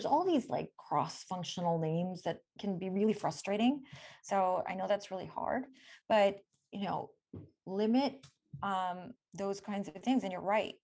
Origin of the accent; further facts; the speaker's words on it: India; also born or lived in Michigan; now in Stanford, United States; I'm from India